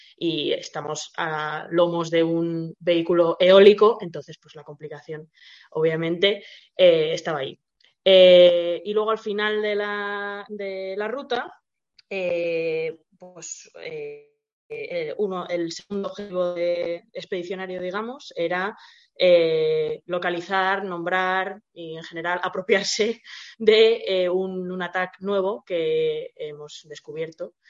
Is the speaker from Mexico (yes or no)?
no; Spain; somos españoles